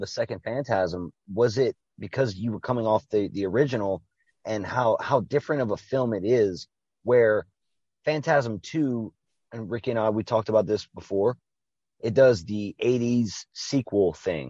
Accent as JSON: {"language": "English", "country": "Canada", "said": "We've established this shit. We're from Canada, man."}